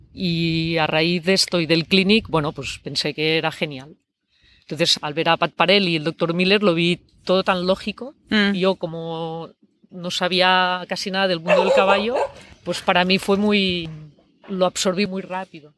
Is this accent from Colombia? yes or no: no; Barcelona, Catalonia, Spain; yo soy de Barcelona